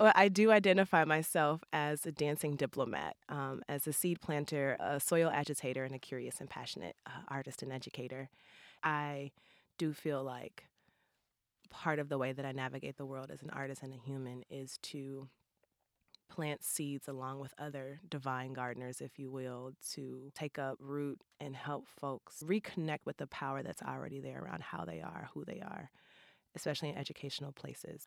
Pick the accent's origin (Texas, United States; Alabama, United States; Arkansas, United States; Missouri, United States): Missouri, United States; St. Louis; growing up in Saint Louis